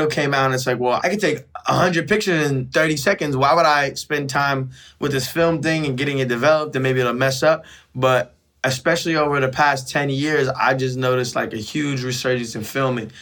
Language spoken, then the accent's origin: English; San Francisco, California, United States; growing up in San Francisco